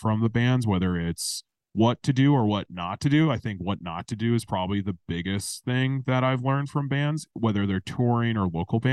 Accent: Racine, Wisconsin, United States; now in Milwaukee, United States; I've lived in Milwaukee for 8 years. I grew up in Racine

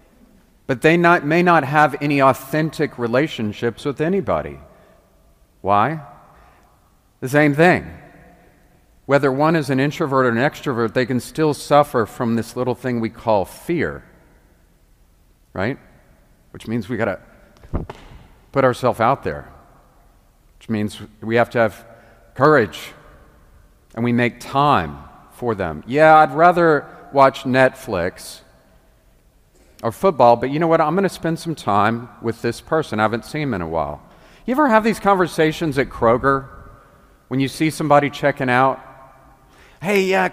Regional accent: Memphis, Tennessee, United States; I'm from Memphis

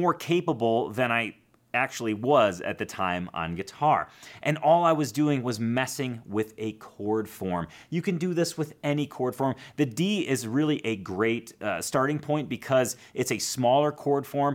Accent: Chicago, Illinois, United States; I grew up in Chicago

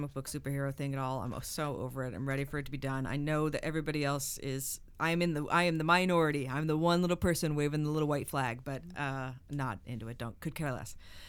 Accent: Las Vegas, Nevada, United States; now in Los Angeles, United States; I grew up in Las Vegas where there's no Repertory Cinema.

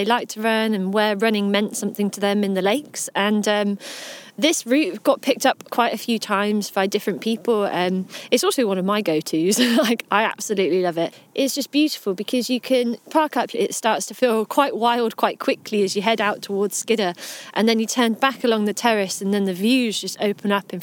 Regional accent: Wiltshire, South West England, United Kingdom; moved away as an adult; now in Lake District, United Kingdom; I come originally from the southwest, from Wiltshire

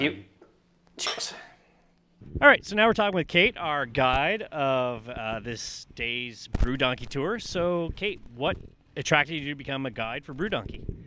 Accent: Canada; as a Canadian

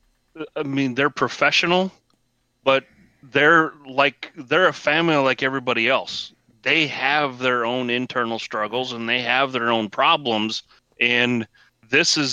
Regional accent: Midwest, United States; I'm a Midwesterner

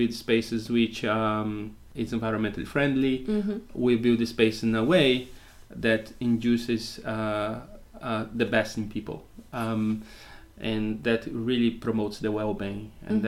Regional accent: Brazil; English is a second language; moved away as an adult; also born or lived in United Kingdom; now in Portugal; I was born in Brazil and spent the last 25 years in the UK.

